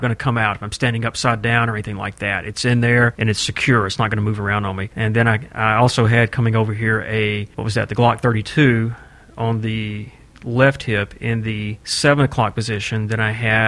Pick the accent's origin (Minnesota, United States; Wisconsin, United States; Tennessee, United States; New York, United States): Tennessee, United States; I'm from Tennessee.